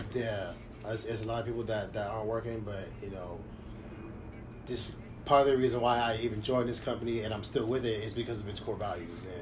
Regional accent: Long Beach, California, United States; I was born and raised in Long Beach.

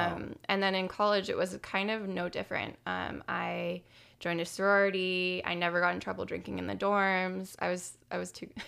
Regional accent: San Jose, California, United States; I grew up in San Jose, so I was like, this is way too close to home, but...

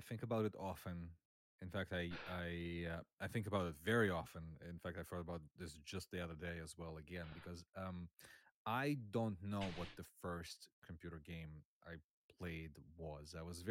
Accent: Russia; moved away as an adult; now in United States; I grew up in Russia. I was born in USSR, grew up in Russia, where I played a lot of DOS games, as one did, I hope, at the time. And eventually I moved to the United States about 16 years ago

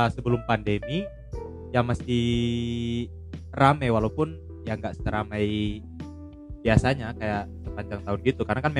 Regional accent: Kupang, East Nusa Tenggara, Indonesia; now in Java, Indonesia; masih balik ke apa? kampung gue di Kupang.

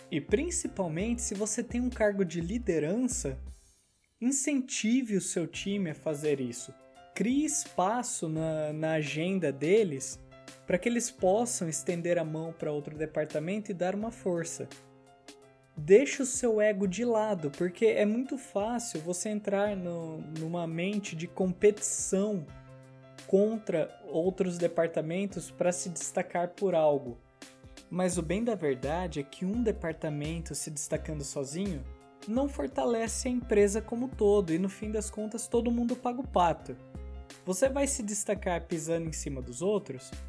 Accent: Brazil; moved away as an adult; Cara, eu sou de fora aqui. A gente mudou do Brasil, um lugar que a gente nunca viu neve, pra cá.

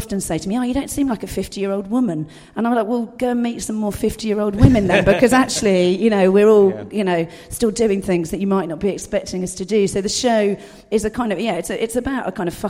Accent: Dorset, South West England, United Kingdom; I was brought up in Dorset, rural Dorset

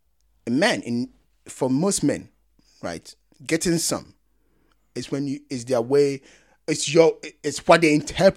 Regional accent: Ghana; because I'm Ghanaian.

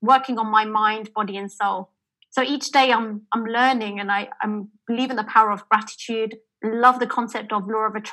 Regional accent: London, United Kingdom; I'm British born.

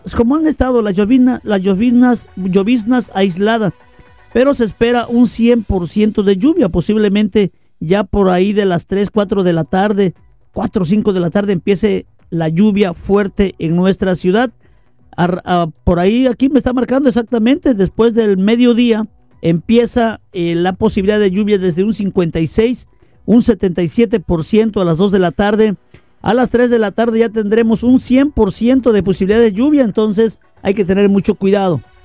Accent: Cerro de Tejada?, Veracruz, Mexico; moved away; allá en mi pueblo natal, en Erdo de Tejada, Veracruz

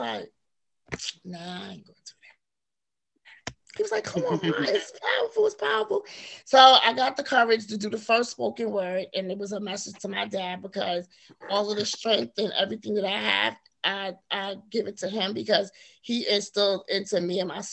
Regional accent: New York City, New York, United States; I was born and raised in Harlem, New York. So that's where I'm from

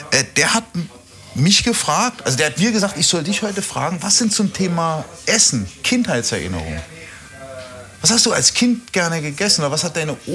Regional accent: Austria; In Österreich sagen wir auch Vogelsalat, glaube ich.

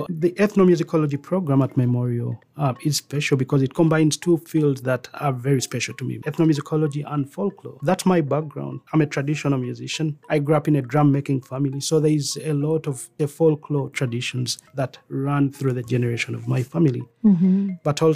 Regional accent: Mpambire, Uganda; also born or lived in Texas, United States; now in Newfoundland and Labrador, Canada; So I was born in Mpambire village. Mpambire is a historical village for drum making in Uganda

